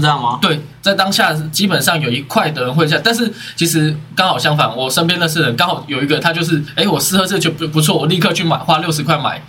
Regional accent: northern Taiwan, Taiwan; 因为我们是北部人嘛

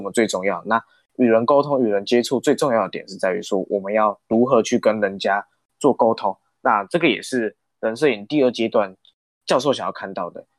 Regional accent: Minxiong, Chiayi County, Taiwan; also born or lived in Taichung; 像我就是嘉义县的，那我出生在，虽然我出生在台中市，可是我的童年都是在嘉义县民雄乡度过的

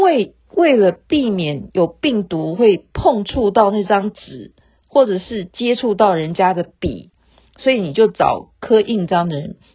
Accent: Taiwan; 我们台湾人

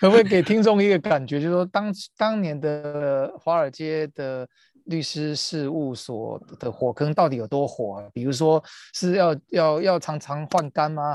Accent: Taiwan; 对于我们台湾人来讲的话

